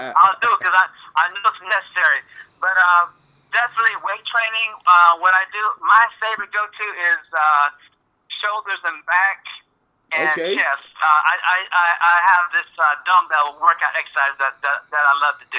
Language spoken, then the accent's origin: English; Chicago, Illinois, United States; also born or lived in Florida; I grew up in the Chicagoland area in high school and middle school